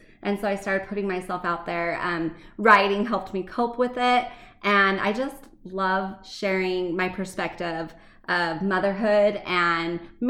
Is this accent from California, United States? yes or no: no; Arizona, United States; now in Utah, United States; I grew up in Arizona.